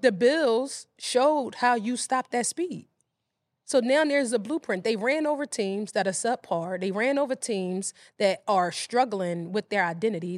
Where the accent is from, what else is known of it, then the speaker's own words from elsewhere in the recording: Philadelphia, Pennsylvania, United States; I grew up in West Philadelphia